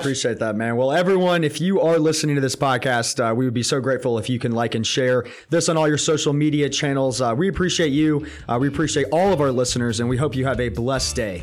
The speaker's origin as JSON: {"language": "English", "town": "Atlanta", "region": "Georgia", "country": "United States", "tie": "born or raised there", "said": "I grew up in Atlanta, and I grew up in public school systems from the beginning"}